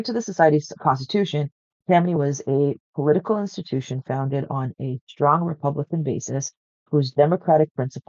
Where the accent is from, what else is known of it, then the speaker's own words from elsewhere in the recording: Canada; being Canadian